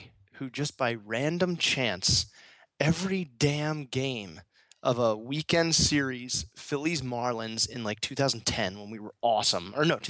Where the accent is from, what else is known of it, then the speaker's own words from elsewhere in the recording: Philadelphia, Pennsylvania, United States; moved away; people go, oh, where are you from? Philadelphia area. So I say area.